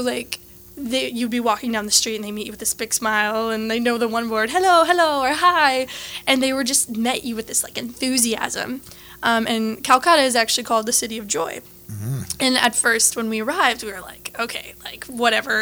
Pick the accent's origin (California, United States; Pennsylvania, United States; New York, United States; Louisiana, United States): Louisiana, United States; Lafayette; I was born and raised in Lafayette